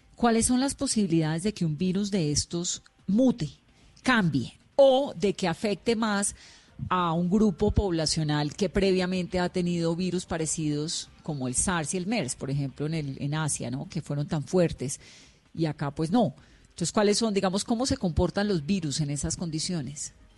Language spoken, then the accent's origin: Spanish; Cali, Valle del Cauca, Colombia; Yo soy caleña